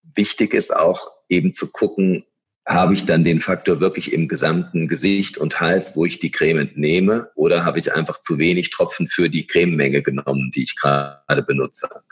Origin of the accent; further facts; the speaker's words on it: Germany; also born or lived in Munich / London; wir Deutsche